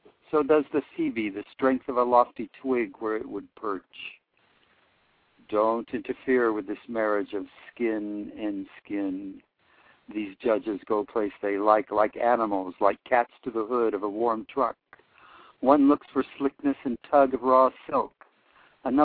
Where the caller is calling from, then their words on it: Oakland, California, United States; I'm calling from Oakland, California.